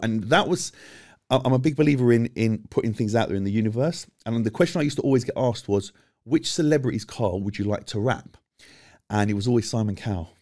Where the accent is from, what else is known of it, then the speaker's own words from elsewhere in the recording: London, United Kingdom; As much as I'm from London, I'm, I'm London-born and bred